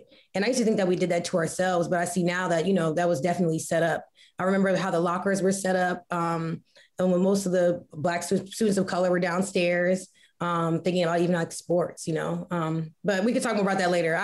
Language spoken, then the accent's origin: English; Woodbridge, Virginia, United States; also born or lived in Arlington, Virginia; I was born in Arlington, Virginia, but I grew up in Woodbridge, Virginia, part of the DMV, DC metro area.